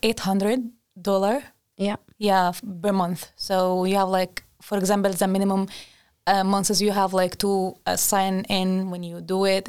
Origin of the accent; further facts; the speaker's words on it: Egypt; moved away as an adult; now in Sweden; I'm from Egypt